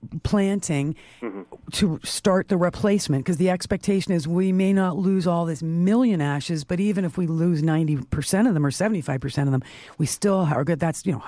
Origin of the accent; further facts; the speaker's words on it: Toronto, Ontario, Canada; where I was raised in North Toronto, which is now part of Toronto, we were on a ravine, part of the Don Valley Ravine